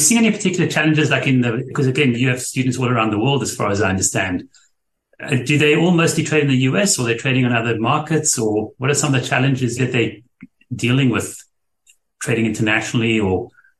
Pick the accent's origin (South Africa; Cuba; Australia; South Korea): South Africa; moved away; I'm from South Africa and had left there many years ago